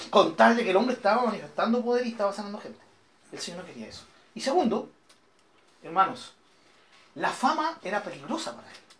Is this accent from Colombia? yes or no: no; Chile; nosotros somos todos chilenos y aunque no fuéramos chilenos estamos viviendo en Chile